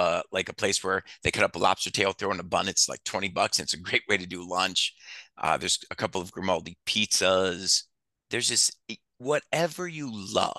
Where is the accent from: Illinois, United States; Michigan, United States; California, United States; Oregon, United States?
Michigan, United States; Detroit; moved away as an adult; also born or lived in New Orleans; now in Las Vegas, United States; I grew up in Detroit.